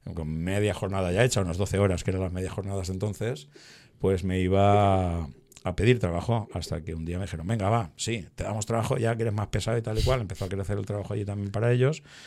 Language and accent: Spanish; Torrent, Valencian Community, Spain; aquí en, en Torrente, ¿no? Donde donde mantenemos esta entrevista, eh, en mi ciudad natal